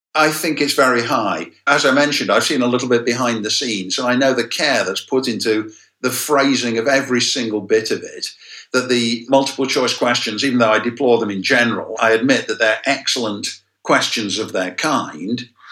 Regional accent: England, United Kingdom; now in United States; my educational experience as a kid growing up in England

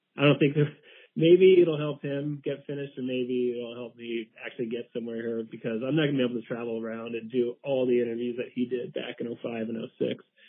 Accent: Wichita, Kansas, United States; also born or lived in Connecticut / Lawrence, Kansas; I am from Kansas. I grew up there. I spent my formative years there.

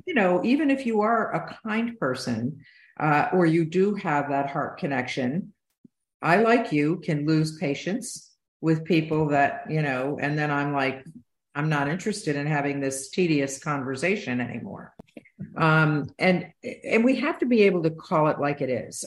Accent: Utica, New York, United States; I grew up in East Utica and upstate New York

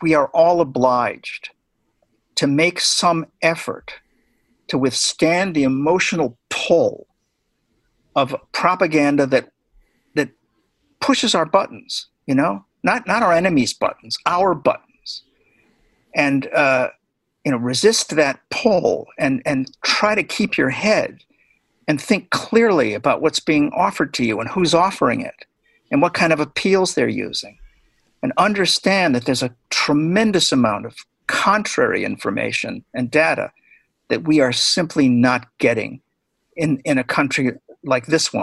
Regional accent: Illinois, United States; I'm from Illinois

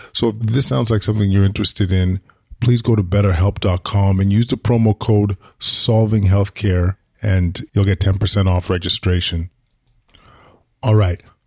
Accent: Edmonton, Alberta, Canada; now in Ottawa, Canada; I grew up in Edmonton

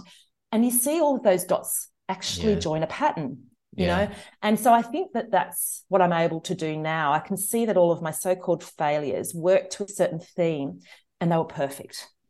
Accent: Australia; we grew up out on this subsistence living property an hour outside Canberra

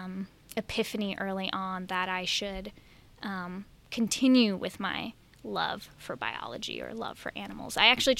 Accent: Milwaukee, Wisconsin, United States; moved away; I grew up in the suburbs of Milwaukee

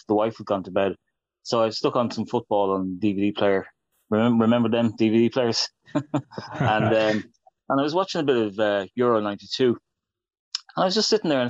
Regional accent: Ireland; I'm an Irishman

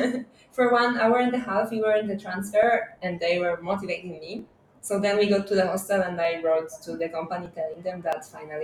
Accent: Poznan, Greater Poland, Poland; English is a second language; moved away as an adult; now in Lisbon, Portugal; So I was born in Poznan, but after some time my parents moved to a little village.

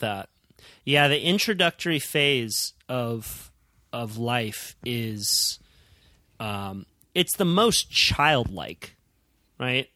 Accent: Santa Cruz, California, United States; where I grew up in Santa Cruz

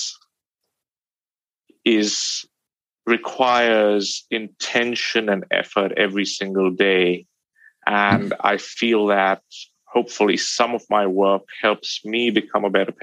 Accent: India; moved away; I grew up in India

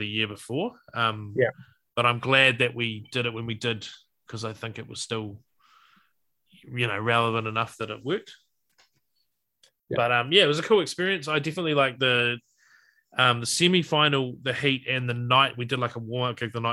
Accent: New Zealand; I was born here, but I'm like a first generation New Zealander.

